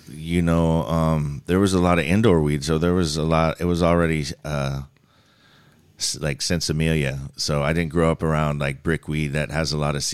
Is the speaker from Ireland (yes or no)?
no; Singapore; also born or lived in New Zealand / Reno, United States; so I grew up in Singapore and New Zealand before I, I well, I was born in America in the desert of Reno, and then spent some time in my youth uh, growing up overseas in overseas schools, and then came back to to America.